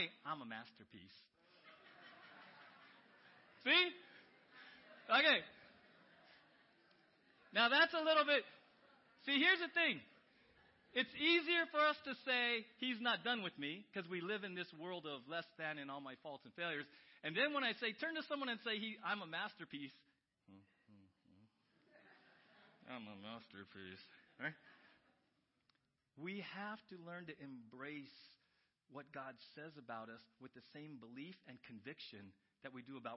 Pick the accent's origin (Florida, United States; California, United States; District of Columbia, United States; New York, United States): California, United States; San Diego; moved away; I grew up in San Diego